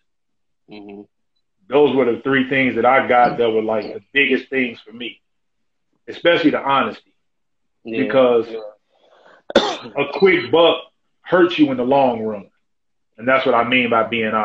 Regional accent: Chicago, Illinois, United States; I'm from Chicago

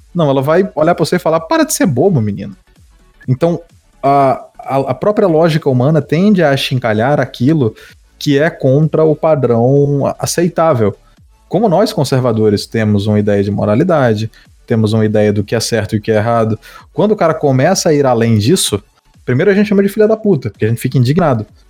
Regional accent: Northeast Region, Brazil; eu sou da região do Nordeste

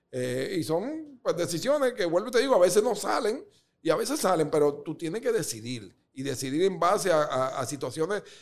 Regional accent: Dominican Republic; born there; yo lo tenía en el alma de que realmente, como yo nací en República Dominicana

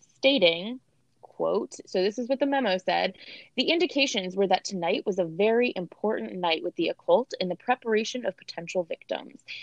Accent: United States; we're from America

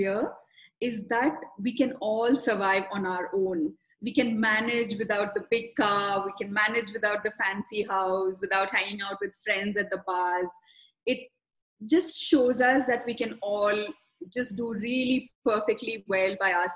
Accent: South India, India; I was born in South India, where spirituality comes with the package deal of just being born in a South Indian family

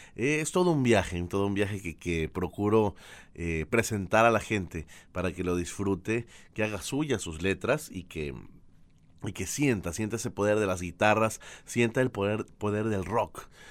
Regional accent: Ecuador; also born or lived in Argentina; Yo vivo en Guayaquil, Ecuador. Soy ecuatoriano

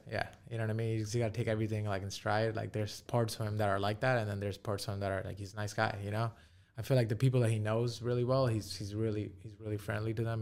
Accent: New York City, New York, United States; we're from New York City

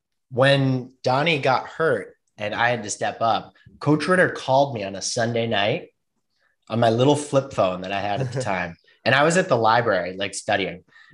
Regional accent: Brattleboro, Vermont, United States; also born or lived in Berlin; I grew up in Brattleboro, Vermont

